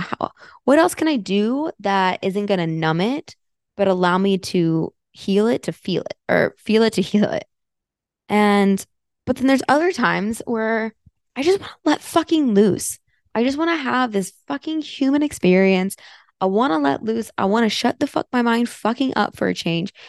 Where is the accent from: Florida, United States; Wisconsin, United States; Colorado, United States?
Florida, United States; moved away as an adult; also born or lived in Fort Myers, Florida / Sarasota, Florida / Tampa, Florida; now in Austin, United States; I grew up in Florida. I lived there for, oh boy, 15, 16 years. So I consider myself a Floridian.